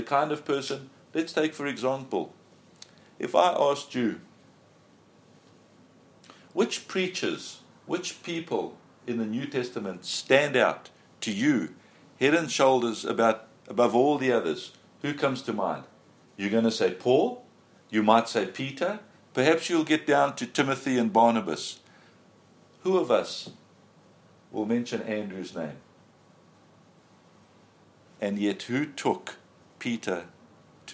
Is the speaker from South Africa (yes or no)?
yes; South Africa; we come here from South Africa